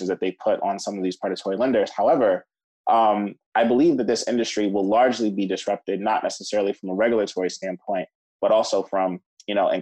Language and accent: English; Cleveland, Ohio, United States; moved away as an adult; also born or lived in New York; I grew up in Cleveland, Ohio